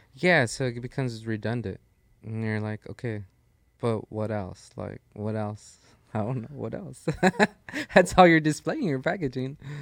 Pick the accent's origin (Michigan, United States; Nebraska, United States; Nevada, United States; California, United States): California, United States; Los Angeles; that's my hometown. Like it's